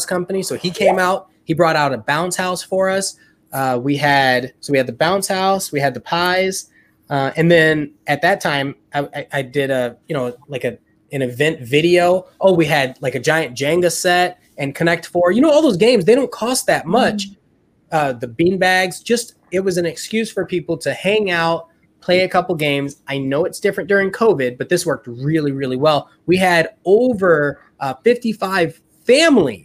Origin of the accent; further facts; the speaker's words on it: Chicago, Illinois, United States; now in Austin, United States; I'm from Chicago